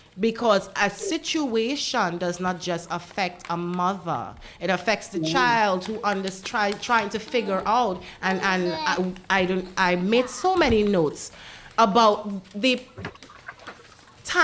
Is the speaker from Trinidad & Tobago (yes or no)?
yes; Trinidad & Tobago; also born or lived in United States; now in Dominica